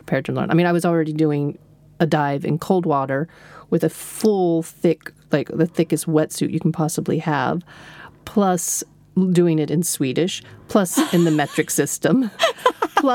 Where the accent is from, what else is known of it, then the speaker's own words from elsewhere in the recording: Texas, United States; moved away as an adult; now in Stockholm, Sweden; We're Texan. We drive everywhere.